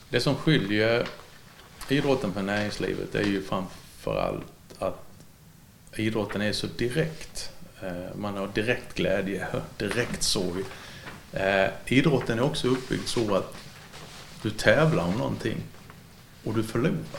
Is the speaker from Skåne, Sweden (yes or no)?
yes; Ängelholm, Skåne, Sweden; now in Halmstad, Sweden; tidningen hemma i Ängelholm